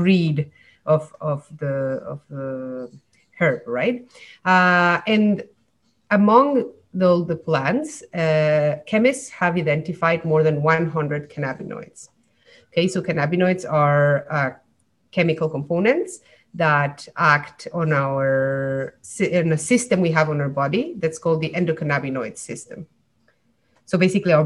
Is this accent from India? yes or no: no; Mexico; moved away as an adult; now in Montreal, Canada; I came in Mexico because I'm from Mexico. And then I came to Montreal to do a PhD in neuroscience.